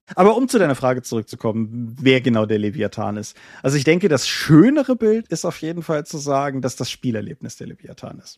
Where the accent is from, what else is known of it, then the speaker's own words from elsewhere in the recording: Germany; hier im Schleiner Tal, da, da wo ich groß geworden bin und jetzt wieder wohne